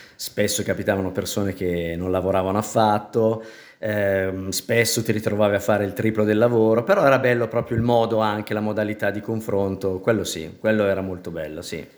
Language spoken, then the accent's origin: Italian; Milan, Lombardy, Italy; sono nata a Milano, papà toscano, mamma milanese